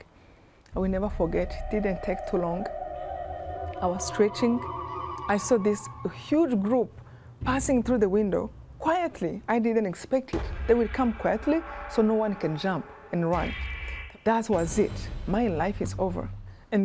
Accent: Rwanda; I was born in Rwanda

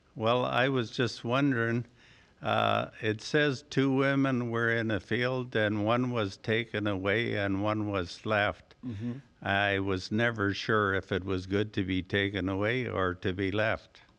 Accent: Ontario, Canada; Ontario, Canada

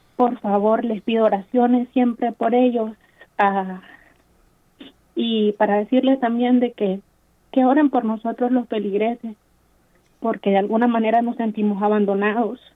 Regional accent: Nicaragua; now in Milwaukee, United States; soy nicaragüense.

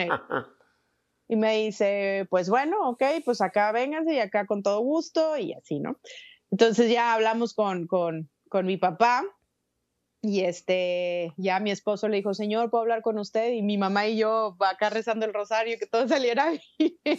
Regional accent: Xicoténcatl, Tamaulipas, Mexico; moved away as an adult; also born or lived in Ciudad Mante, Tamaulipas; now in Los Angeles, United States; Soy de un pueblito llamado Jicotencatl, Tamaulipas. Eh, bueno, nací en Ciudad Mante, Tamaulipas

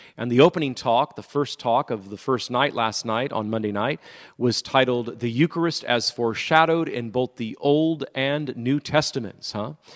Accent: Modesto, California, United States; moved away; I'm here this, this week in my hometown of Modesto, California

